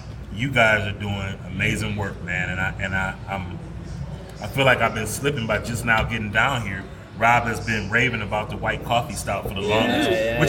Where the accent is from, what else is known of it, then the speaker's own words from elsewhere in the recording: Detroit, Michigan, United States; being in my city, born and raised in Detroit, and we're not on like the fringes of the city. We are in Eastern Market.